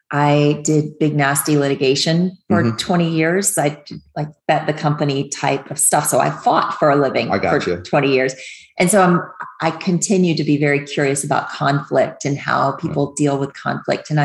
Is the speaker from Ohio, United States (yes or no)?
no; Pensacola, Florida, United States; I grew up over in Pensacola.